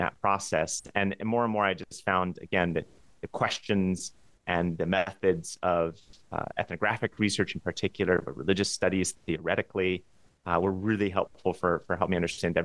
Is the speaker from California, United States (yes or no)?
yes; Los Angeles, California, United States; growing up in Los Angeles within a conservative evangelical Christian household